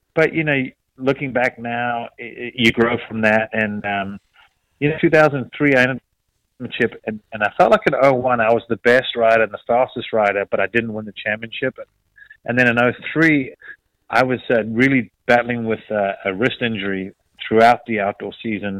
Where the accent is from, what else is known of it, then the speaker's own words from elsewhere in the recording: South Africa; now in United States; I'm South African.